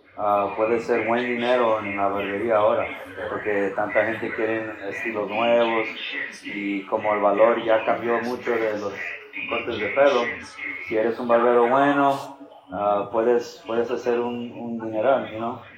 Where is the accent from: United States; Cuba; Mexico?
United States; Florida; also born or lived in Chicago, Illinois / Tampa area; Yo nací en Chicago, pero nomás viví ahí hasta los 8 años, 9 años. Y entonces nos movimos para acá a Florida y mis papás encontraron casa en St. y desde chiquito viví